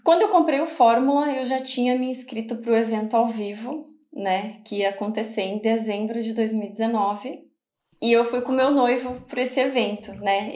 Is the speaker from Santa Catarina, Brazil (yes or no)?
yes; Balneário Camboriú, Santa Catarina, Brazil; also born or lived in Florianópolis; Eu sou de Balneário Camboriú, né? Minha família toda é daqui. Nasci em Balneário Camboriú, Santa Catarina